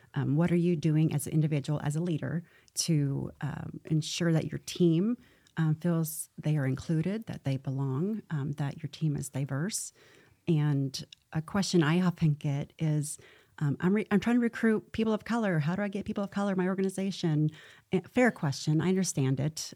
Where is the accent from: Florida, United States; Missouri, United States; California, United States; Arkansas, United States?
Missouri, United States; moved away; I'm from Missouri, which is a show me